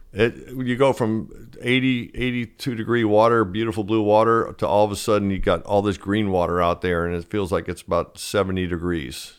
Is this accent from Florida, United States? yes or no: yes; Fort Lauderdale, Florida, United States; growing up in Fort Lauderdale